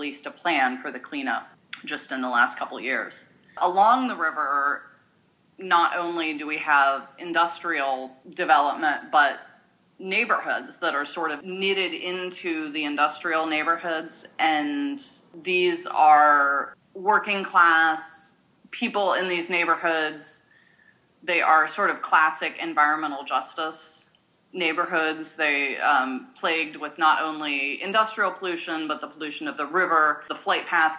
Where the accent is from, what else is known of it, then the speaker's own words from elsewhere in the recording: Seattle, Washington, United States; growing up in Seattle, one of the things that I had a very strong awareness of and connection to was Native American culture